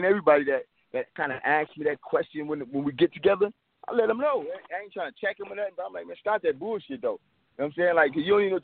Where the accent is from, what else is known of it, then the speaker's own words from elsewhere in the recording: Richmond, California, United States; I'm really from Richmond